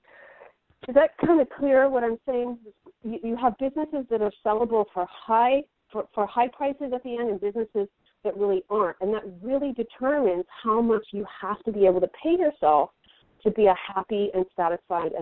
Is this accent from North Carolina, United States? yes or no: no; Silicon Valley, California, United States; I'm from Silicon Valley